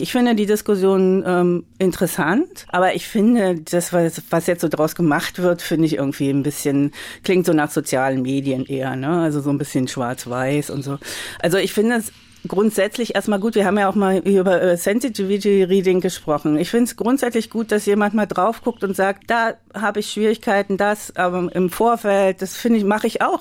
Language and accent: German; Magdeburg, Saxony-Anhalt, Germany; ich bin ja in Magdeburg groß geworden